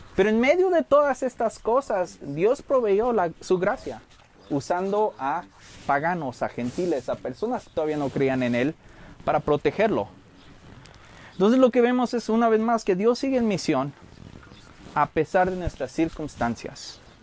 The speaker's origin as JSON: {"language": "Spanish", "region": "Michoacán", "country": "Mexico", "said": "soy el único michoacano que ha visto cómo ponen los aguacates"}